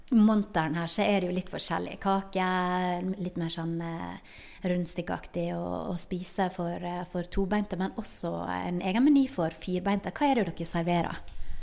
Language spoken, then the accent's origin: Norwegian; Ålesund, Møre og Romsdal, Norway; moved away; Da er jeg på ferie i hjembyen min Ålesund